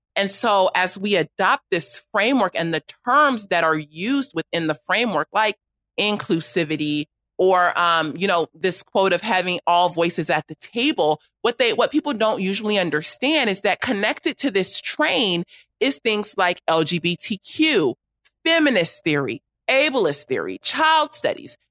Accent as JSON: {"language": "English", "town": "Los Angeles", "region": "California", "country": "United States", "tie": "born or raised there", "said": "I grew up in South Los Angeles"}